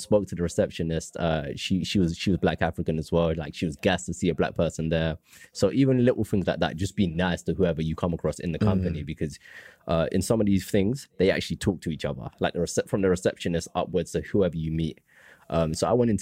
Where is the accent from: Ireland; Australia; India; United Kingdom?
United Kingdom; London; was born in London